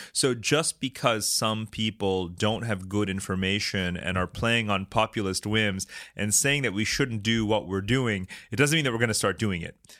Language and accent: English; New York City, New York, United States; I'm from New York City